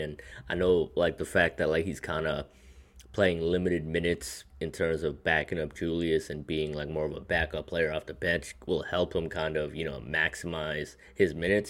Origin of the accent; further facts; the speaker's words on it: New York, United States; as a New Yorker, as a Knicks fan